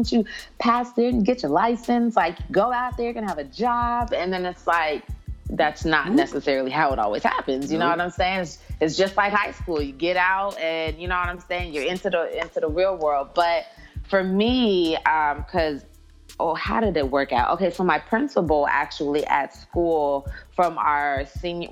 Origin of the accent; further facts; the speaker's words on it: San Diego, California, United States; now in Atlanta, United States; I'm from San Diego at that.